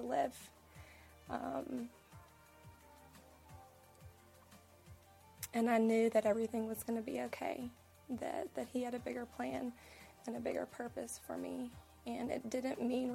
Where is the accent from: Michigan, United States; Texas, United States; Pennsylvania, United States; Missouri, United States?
Texas, United States; also born or lived in Oklahoma; now in Charlotte, United States; I'm originally from Texas and moved here from Oklahoma